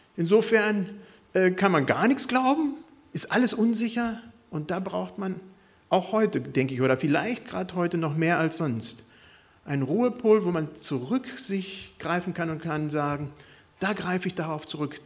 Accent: Bad Pyrmont, Lower Saxony, Germany; Also ich bin viele Jahre in meiner Jugend besonders in Bad Pyrmont gewesen

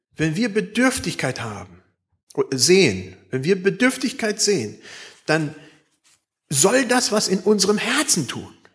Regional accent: Germany; Bei uns in Deutschland

